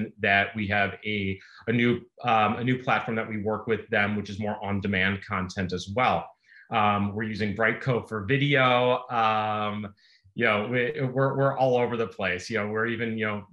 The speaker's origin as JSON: {"language": "English", "town": "Chicago", "region": "Illinois", "country": "United States", "tie": "born or raised there", "said": "born and bred in Chicago"}